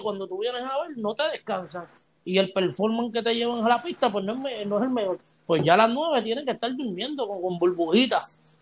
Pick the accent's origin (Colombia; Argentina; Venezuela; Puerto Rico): Puerto Rico; yo soy de Puerto Rico y yo vengo de Puerto Rico